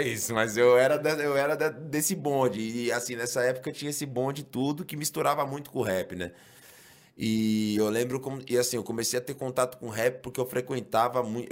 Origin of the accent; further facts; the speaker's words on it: São Paulo, Brazil; eu sou da Zona Norte de São Paulo. Eu sou é, criado na Vila Maria, né? Mas, assim, me mudei bem cedo ali para o Mandaqui